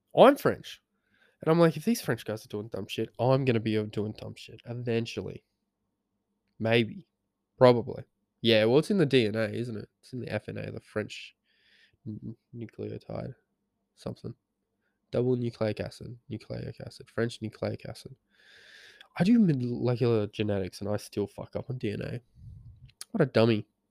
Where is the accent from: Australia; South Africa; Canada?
Australia; Geraldton, Western Australia; we grew up in Geraldton